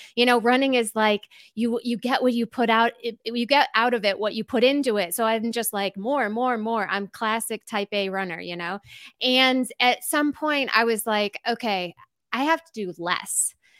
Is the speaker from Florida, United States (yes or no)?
no; Glen Ellyn, Illinois, United States; moved away as an adult; now in Asheville, United States; I'm originally from Glen Ellen, Illinois